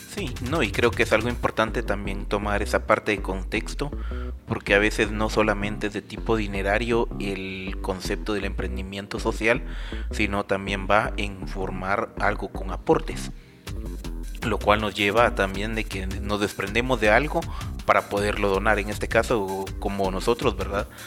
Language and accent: Spanish; Guatemala; como chapines